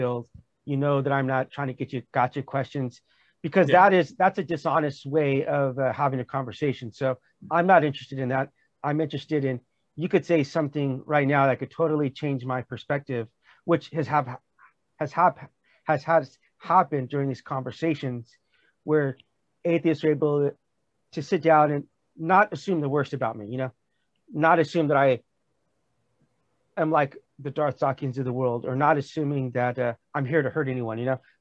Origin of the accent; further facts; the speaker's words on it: United States; moved away as an adult; now in South Korea; as an American